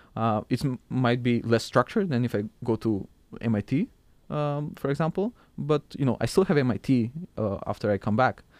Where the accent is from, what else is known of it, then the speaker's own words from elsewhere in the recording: Skopje, North Macedonia; moved away; also born or lived in Struga, North Macedonia; I'm from Macedonia and currently it's called North Macedonia. I was born in a small town called Struga and I lived with my family there